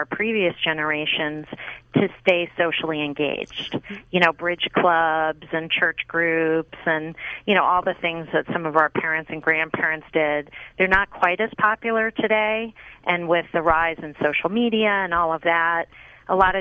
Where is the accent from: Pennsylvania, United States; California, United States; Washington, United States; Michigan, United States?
Pennsylvania, United States; Pittsburgh; I grew up in Pittsburgh, Pennsylvania, and I grew up with all of them